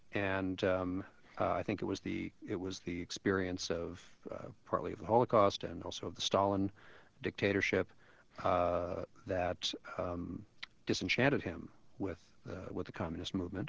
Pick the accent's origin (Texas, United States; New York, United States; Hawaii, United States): New York, United States; New York City; I grew up on the Upper West Side, which, as most people know, is a bastion of 60s era liberalism, and in my youth, I grew up in the 60s.